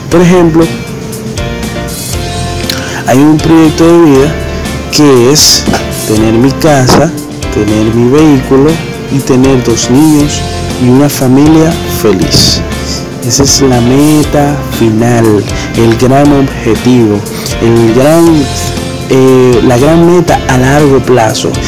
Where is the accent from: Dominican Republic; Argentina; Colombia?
Dominican Republic; tengo 24 años y vengo de República Dominicana.